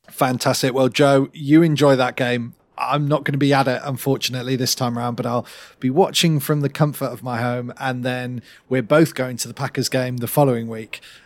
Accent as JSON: {"language": "English", "country": "United Kingdom", "said": "we rarely get to see as British fans"}